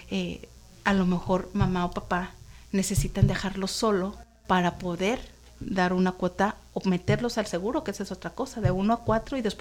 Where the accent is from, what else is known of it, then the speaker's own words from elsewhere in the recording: Querétaro, Mexico; now in Tijuana, Mexico; que no solamente son tijuanenses, así como yo que llegué de Querétaro, pues hay de toda la República.